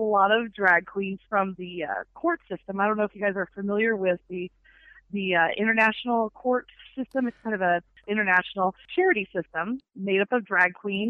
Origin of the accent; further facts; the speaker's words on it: the South, United States; I'm a Southerner too, so.